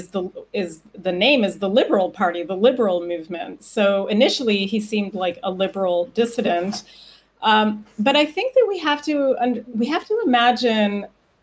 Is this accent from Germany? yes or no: no; Canada; also born or lived in Budapest, Hungary; now in Vienna, Austria; I'm originally from Canada